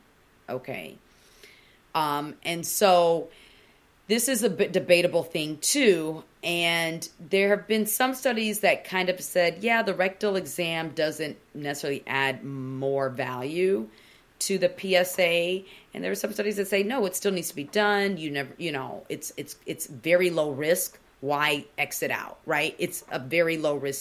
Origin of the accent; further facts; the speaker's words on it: Nigeria; I'm Nigerian